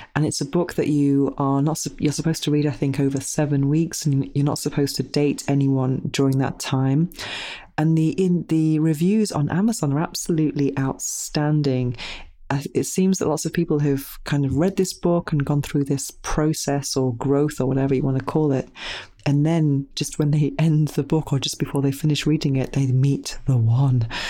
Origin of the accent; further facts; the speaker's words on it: United Kingdom; now in Spain; being British